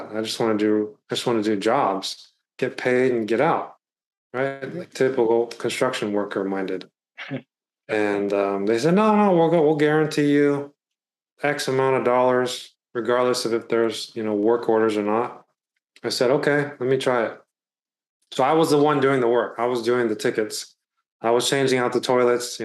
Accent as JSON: {"language": "English", "area": "Bay Area", "region": "California", "country": "United States", "tie": "born or raised there", "said": "So I'm from the Bay Area, California. I've been born and raised here"}